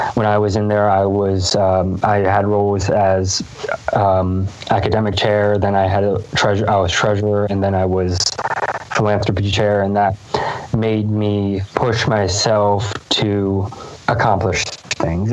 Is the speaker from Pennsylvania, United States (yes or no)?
yes; Lancaster, Pennsylvania, United States; I grew up in Lancaster, Pennsylvania